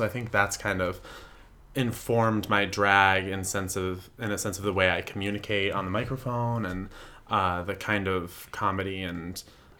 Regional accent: Williamson, New York, United States; moved away as an adult; now in New York City, United States; I grew up in the core of Apple Country. That's a real thing that they call my hometown. Williamson, New York, which is, a 30-minute drive outside of Rochester, New York.

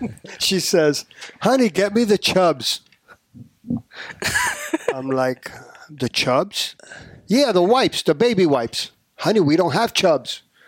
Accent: New Jersey, United States; moved away as an adult; also born or lived in Adjuntas, Puerto Rico / South Florida; now in Florida, United States; Well, I moved here when I was 1 year old. Oh, yes, that's right. And I grew up in Jersey.

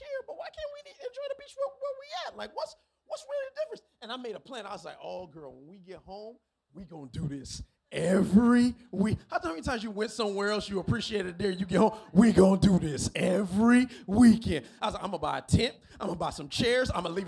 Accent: Miami, Florida, United States; I'm from Miami. I was born and raised in the county of Dade, Carroll City, 305.

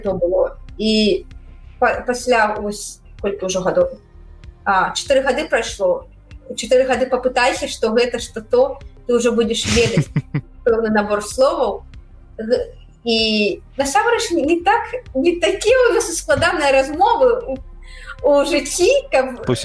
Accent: Belarus; Belarusian is a second language; moved away as an adult; now in United States; мы беларусы

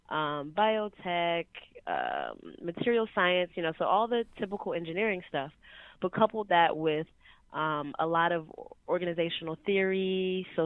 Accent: Washington, District of Columbia, United States; now in San Francisco, United States; I was born in Southeast DC, like in the okay. hood.

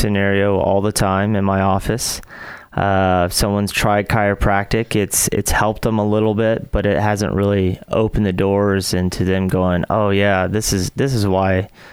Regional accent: Huntsville, Alabama, United States; moved away as an adult; also born or lived in Seattle; I'm from Huntsville, Alabama. Grew up here, went to Grissom High School

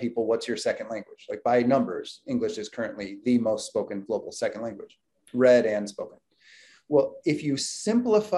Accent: United States; I was born in the United States

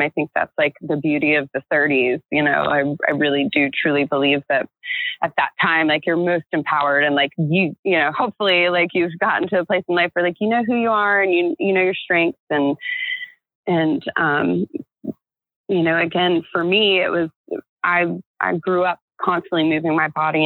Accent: Florida, United States; I grew up in America with Jennifers and Christians

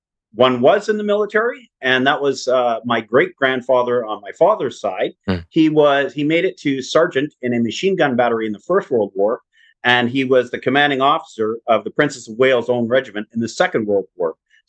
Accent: Edmonton, Alberta, Canada; also born or lived in Moncton, Canada; so I was born in Moncton, New Brunswick, but I lived all over the country. But I consider Edmonton my home because that's where I went to junior high and high school, and kind of laid my roots.

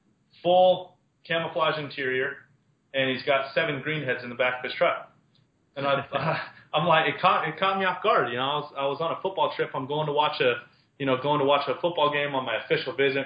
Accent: Las Vegas, Nevada, United States; also born or lived in Montana; I was born and raised in Las Vegas, Nevada

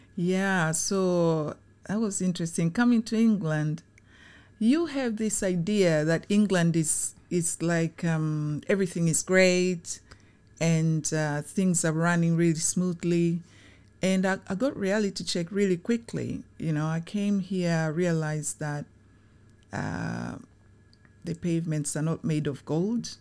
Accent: Tanzania; now in United Kingdom; I was born in Tanzania during the time when it was very positive

